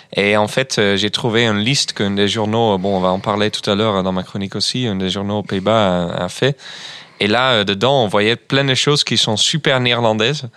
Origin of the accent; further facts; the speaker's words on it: Groningen, Netherlands; French is a second language; moved away; chez moi, à Groningen, d'où je viens